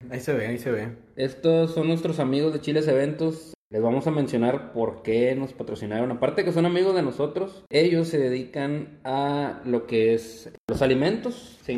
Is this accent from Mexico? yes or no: yes; Monterrey, Nuevo León, Mexico; no somos de ah, Mexicali. Somos de Monterrey. También somos del norte.